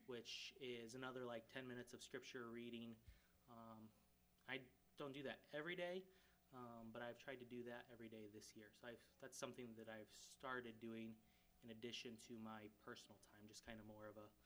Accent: Ghana; So I grew up in Ghana, West Africa. Most of you know that.

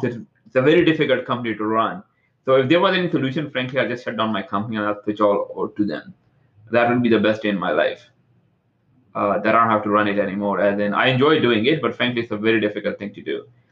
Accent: Toronto, Ontario, Canada; now in California, United States; I'm from Toronto, uh, I live in California

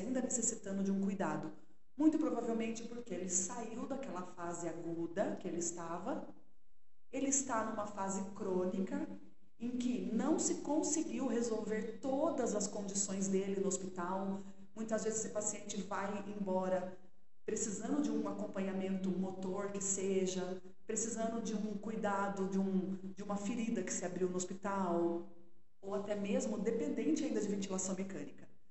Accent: Sorocaba, São Paulo, Brazil; accent: sotaquinho do interior; moved away as an adult; eu sou de Sorocaba. E morei, nasci, morei a vida toda lá, me casei, né? Ainda morava em Sorocaba.

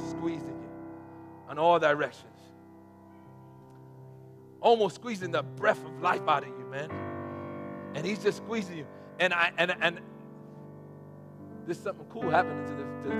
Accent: New York City, New York, United States; I'm from the Bronx, and there's not many pools in the Bronx

